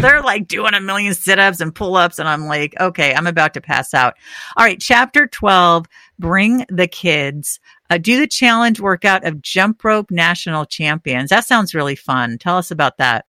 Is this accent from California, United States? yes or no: yes; Northern California, United States; moved away; I grew up in Northern